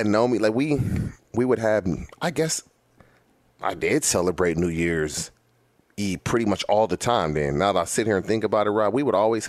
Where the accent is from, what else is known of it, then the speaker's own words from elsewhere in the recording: California, United States; being in California my entire life.